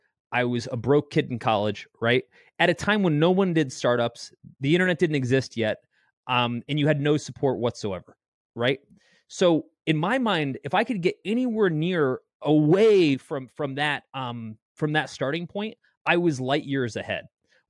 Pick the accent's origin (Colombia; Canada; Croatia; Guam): Canada; I'm a Canadian model.